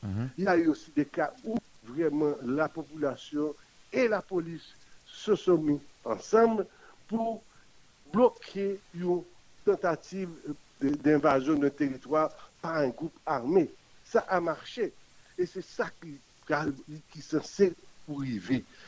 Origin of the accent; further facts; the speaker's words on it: Haiti; nous sommes tous des Haïtiens et qui appartenons à notre pays